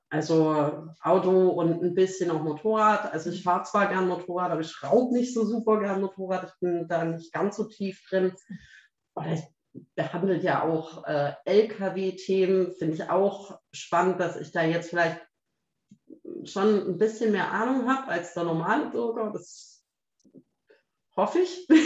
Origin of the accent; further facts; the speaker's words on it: Baden-Württemberg, Germany; Und ich dachte so, ich als Schwabe, ne? denke mir natürlich, jetzt trenne ich diese Seite da raus.